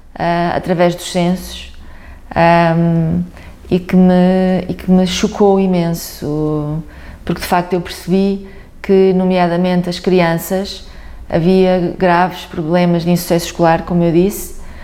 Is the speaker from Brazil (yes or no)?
no; Guimarães, Norte, Portugal; born or raised there